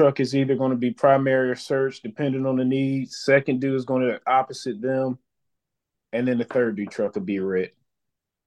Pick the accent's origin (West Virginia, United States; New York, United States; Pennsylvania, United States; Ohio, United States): Pennsylvania, United States; Philadelphia; now in Atlanta, United States; I grew up in West Philadelphia